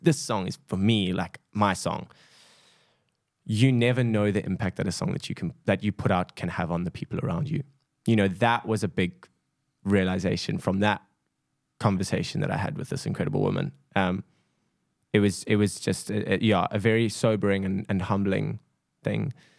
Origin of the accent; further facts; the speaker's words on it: South Africa; a South African